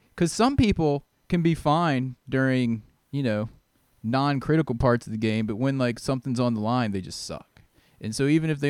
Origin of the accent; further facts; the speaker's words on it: Virginia Beach, Virginia, United States; moved away as an adult; now in Kentucky, United States; yeah, I'm from Virginia Beach.